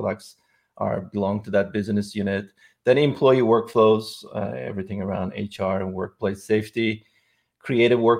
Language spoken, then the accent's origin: English; Istanbul, Turkey; moved away as an adult; also born or lived in Silicon Valley Bay Area; now in San Francisco Bay Area, United States; I'm originally from Istanbul, Turkey